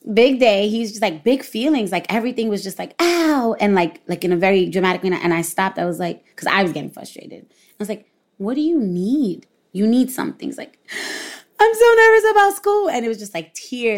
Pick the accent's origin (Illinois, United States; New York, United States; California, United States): New York, United States; New York City; I'm from Brooklyn, I'm Puerto Rican, my parents speak Spanish